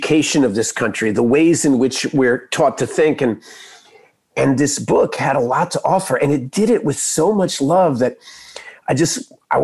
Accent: Texas, United States; growing up in Texas

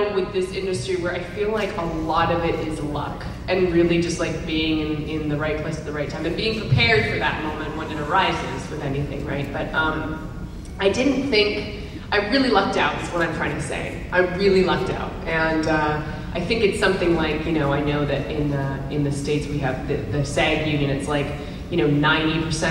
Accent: Vancouver, British Columbia, Canada; I grew up in Vancouver, Canada

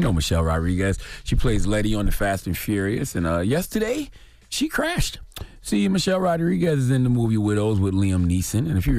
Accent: South Carolina, United States; I'm from South Carolina, born and raised.

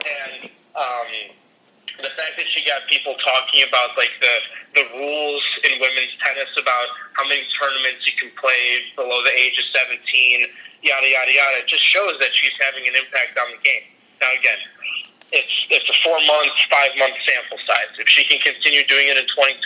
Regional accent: United States; as American tennis fans

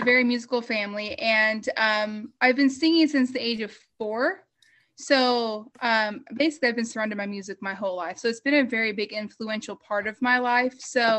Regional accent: the Bible Belt, United States; So I grew up in the Bible Belt, surrounded by bluegrass and Southern gospel. Well, sort of Southern gospel, the good kind, as my parents would call it.

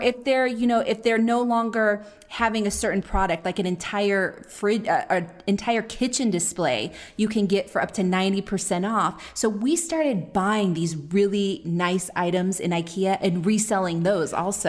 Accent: Oakland, California, United States; moved away; we're from Oakland

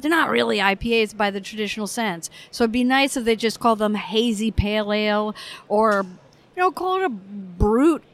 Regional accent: United States; as an American

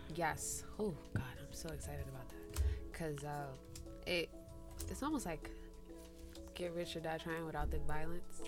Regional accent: Jersey City, New Jersey, United States

